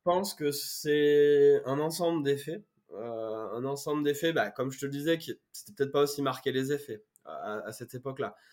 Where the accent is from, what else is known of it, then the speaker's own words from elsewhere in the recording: Brive-la-Gaillarde, Nouvelle-Aquitaine, France; accent: accent du Sud; moved away as an adult; now in Paris region, France; je suis originaire de Brive-la-Gaillarde, en Corrèze. Je suis, un, pur jus, on va dire. J'ai vécu plus de 20 ans à Brive